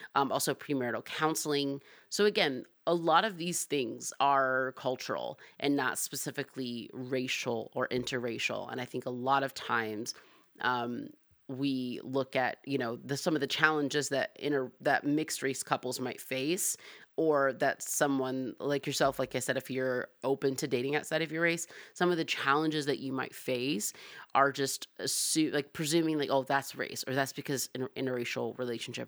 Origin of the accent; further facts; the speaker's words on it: Atlanta, Georgia, United States; I'm from Atlanta, I'm black